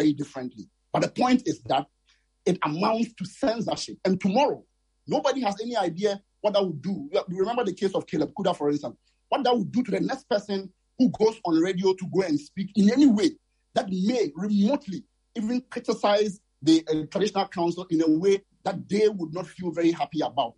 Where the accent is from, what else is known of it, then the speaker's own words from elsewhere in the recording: Ghana; I am from Kwabe, that's where I was born